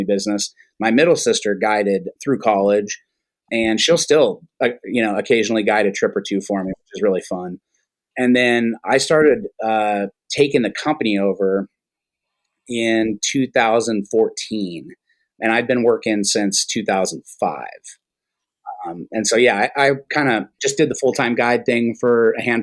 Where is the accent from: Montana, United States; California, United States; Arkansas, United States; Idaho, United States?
Idaho, United States; Cambridge; That company was headquartered out of my hometown, Cambridge